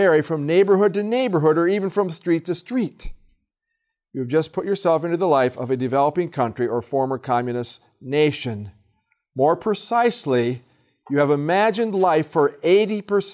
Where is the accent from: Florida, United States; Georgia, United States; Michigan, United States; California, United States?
Michigan, United States; hometown on the Flint River; my hometown and take them to the Flint River